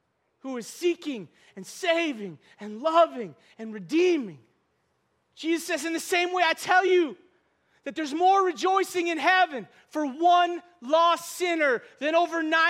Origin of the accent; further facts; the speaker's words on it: North Dakota, United States; moved away; I'm from North Dakota.